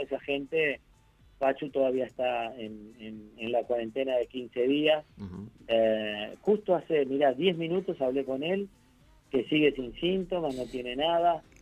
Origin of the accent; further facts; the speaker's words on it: Uruguay; now in Argentina; yo no soy argentino, yo soy uruguayo